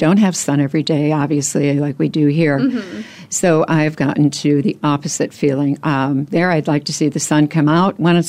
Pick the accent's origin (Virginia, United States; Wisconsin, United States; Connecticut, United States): Wisconsin, United States; moved away as an adult; Well, I relocated here from Wisconsin, so I'm a Midwesterner. I've been here 20 years. I actually started in the business while in Wisconsin.